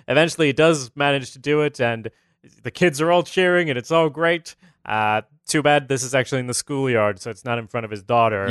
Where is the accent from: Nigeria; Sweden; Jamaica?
Sweden; I'm from Sweden